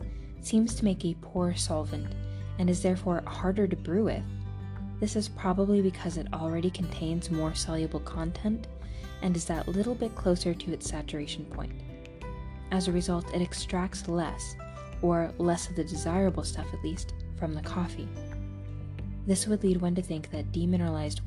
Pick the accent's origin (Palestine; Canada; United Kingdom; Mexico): United Kingdom; Cornwall, South West England; moved away; also born or lived in London; I grew up in Cornwall, in the rural southwest of the UK